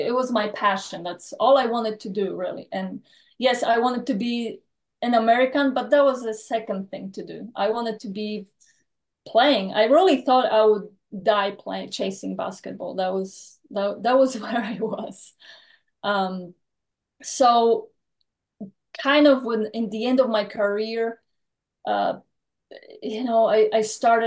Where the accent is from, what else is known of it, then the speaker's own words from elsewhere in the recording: Poland; now in Texas, United States; I was born and raised in Poland, and that was actually communism when I was born.